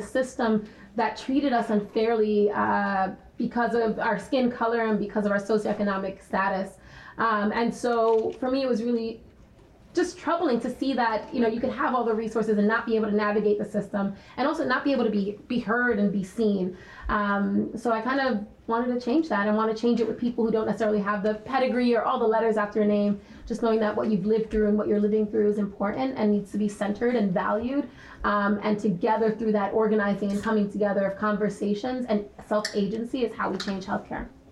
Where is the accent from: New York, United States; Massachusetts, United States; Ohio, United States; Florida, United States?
New York, United States; New York City; I'm from the Bronx, I'm born and raised there, I still live there.